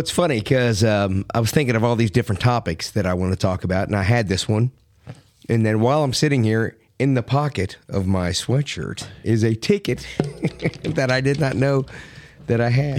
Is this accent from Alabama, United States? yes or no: no; Miami, Florida, United States; moved away; also born or lived in Philadelphia; I grew up in Miami